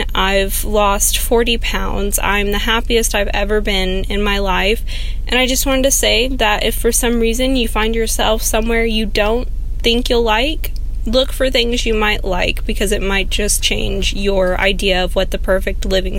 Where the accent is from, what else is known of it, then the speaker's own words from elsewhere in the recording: Houston, Texas, United States; moved away as an adult; now in Dahlonega, United States; for me to move to the small town of Dahlonega in northeast Georgia, and I am originally from Houston, Texas